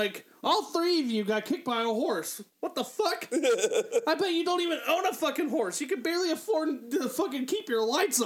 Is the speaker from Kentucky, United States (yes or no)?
yes; Northern Kentucky, United States; I'm from Northern Kentucky